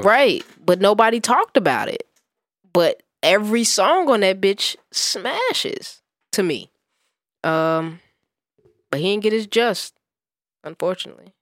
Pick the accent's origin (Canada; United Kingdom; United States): United States; Gary, Indiana; I was born and raised in Gary, Indiana, nigga, that's basketball country